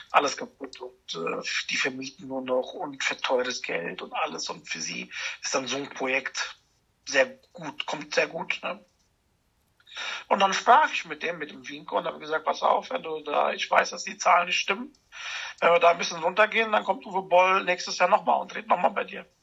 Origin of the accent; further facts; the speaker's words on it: Germany; Und da habe ich gesagt, ich komme aus Deutschland und dann fing er an, Deutsch mit mir zu reden.